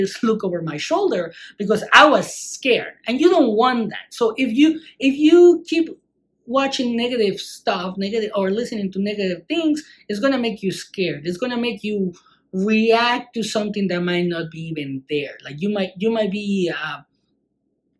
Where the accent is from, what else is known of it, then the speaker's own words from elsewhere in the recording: Mexico; growing up in Mexico.